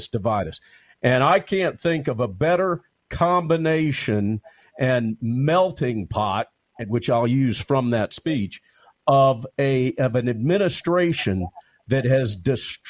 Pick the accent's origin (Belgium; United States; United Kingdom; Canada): United States; as an American